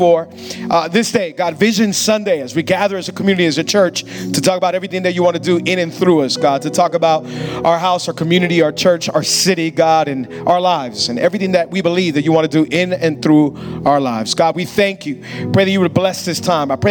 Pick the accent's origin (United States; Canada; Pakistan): United States; Hialeah, Florida; I was born and raised in Hialeah.